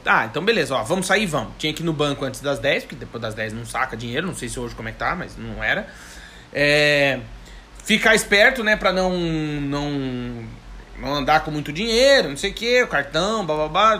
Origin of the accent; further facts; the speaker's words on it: Rio Grande do Sul, Brazil; now in Portugal; eu que sou gaúcho